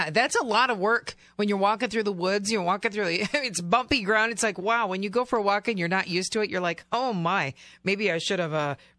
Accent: central Minnesota, United States; moved away as an adult; also born or lived in Kentucky; I lived in Kentucky for 20 years and always just wanted to be back home. You know, there's something about central Minnesota for sure.

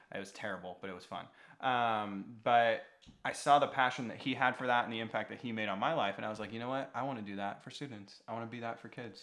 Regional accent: Washington, United States; now in Las Vegas, United States; I grew up actually in Washington State, not native of a, of the bowl

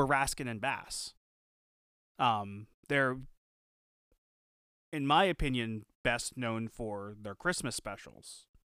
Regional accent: Philadelphia, Pennsylvania, United States; Even though we're from Philly.

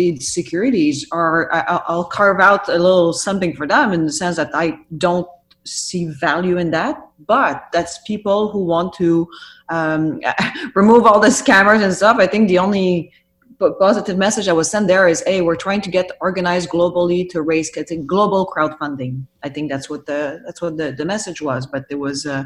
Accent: Canada; we as Canadian

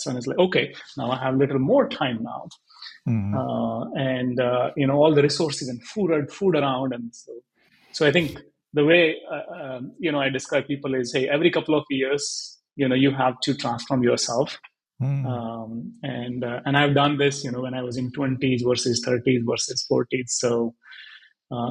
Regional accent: Haryana, India; moved away; I was born and brought up in Haryana, in a very small village, I would say 70 kilometers from Delhi

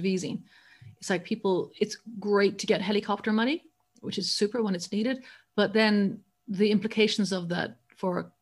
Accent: Ireland; I grew up in Ireland, where church and state are still very tightly aligned

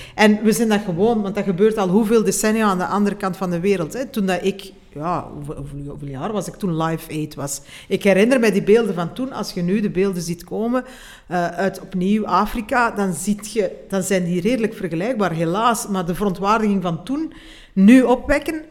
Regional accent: Belgium

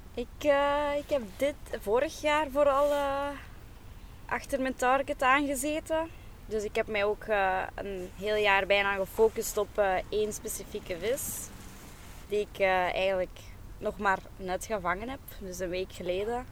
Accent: Aalst, Flanders, Belgium; ik ben oorspronkelijk van Aalst.

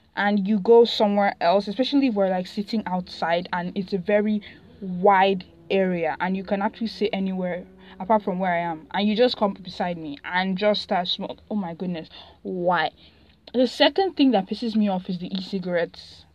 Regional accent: Nigeria; I'm Nigerian

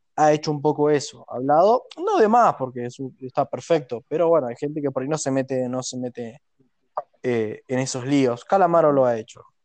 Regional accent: Argentina; nosotros hablamos español, cosa que prácticamente a este punto creo que el argentino es más un idioma que el, español

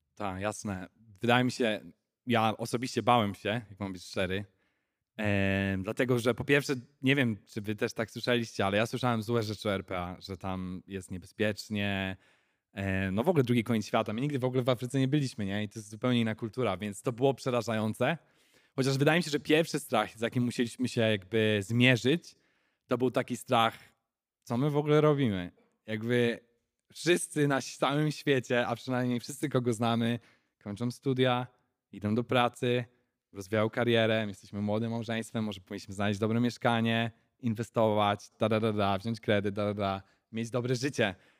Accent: Chojnice, Pomeranian Voivodeship, Poland; moved away as an adult; also born or lived in England; now in South Africa; ja pochodzę z Chojnic chyba, tak bym powiedział. Takie mała miejscowość na Pomorzu.

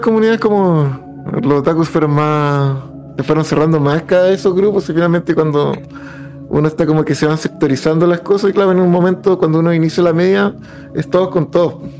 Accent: Tomé, Biobío, Chile; moved away; yo soy de Concepción, Tomé

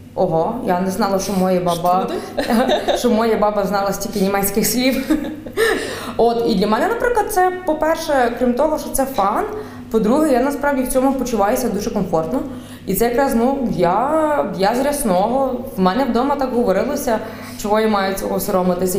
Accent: Galicia, Ukraine; accent: Galician dialect; моя галицька говірка це насправді вона, до речі, розвинулася якраз після того, як в мене померла баба.

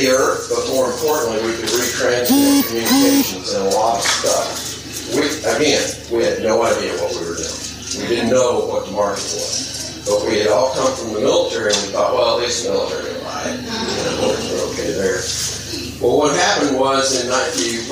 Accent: Mississippi, United States; moved away as an adult; I grew up in Mississippi, got in a lot of trouble down there

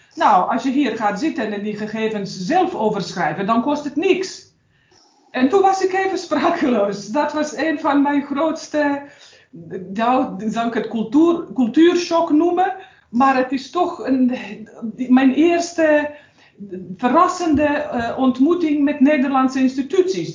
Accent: Sarajevo, Bosnia & Herzegovina; Dutch is a second language; moved away as an adult; now in Netherlands; De bedoeling was dat ik terug ga naar mijn vaderland en dat ik dus ga weer werken bij het bedrijf waar ik daarvoor had gewerkt

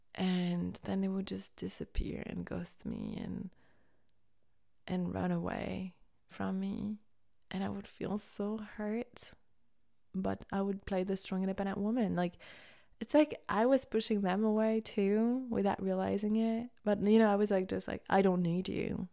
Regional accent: France; growing up in France

